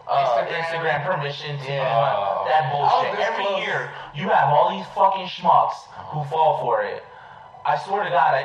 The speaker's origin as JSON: {"language": "English", "town": "Elizabeth", "region": "New Jersey", "country": "United States", "tie": "born or raised there", "also_born_or_lived": "Linden, New Jersey", "said": "I grew up in Elizabeth, so before I moved to Linden"}